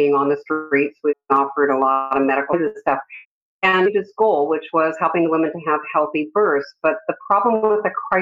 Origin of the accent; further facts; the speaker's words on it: Canada; moved away as an adult; now in California, United States; I immigrated from Canada